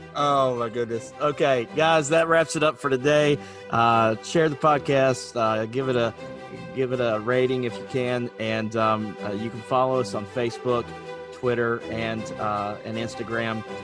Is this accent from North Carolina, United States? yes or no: yes; North Carolina, United States; moved away; I'm from North Carolina originally